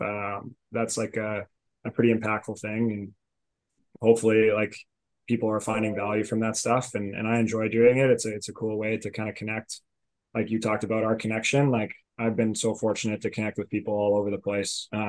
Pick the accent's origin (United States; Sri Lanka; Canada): Canada; Alberta; moved away as an adult; I was like 18 going into school, and I came from Alberta, where we had like, we have a pretty small lacrosse community